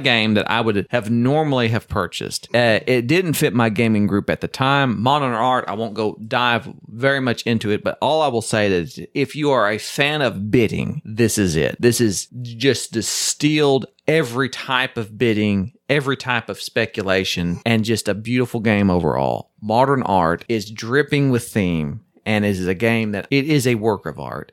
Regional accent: Chickasaw Nation, Oklahoma, United States; I live in the Choctaw Nation, which is the tribe that I'm technically a part of. And right, but I grew up in the Chickasaw Nation

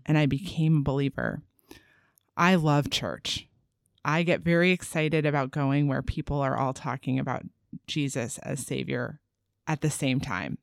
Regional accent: East Coast, United States; also born or lived in Los Angeles, California / Sacramento, California; now in Augusta, United States; I'm from the East Coast

